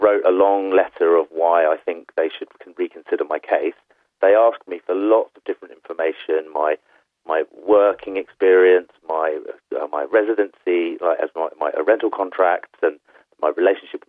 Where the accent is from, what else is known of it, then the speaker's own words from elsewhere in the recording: United Kingdom; moved away as an adult; now in Denmark; as a British person, as a Remainer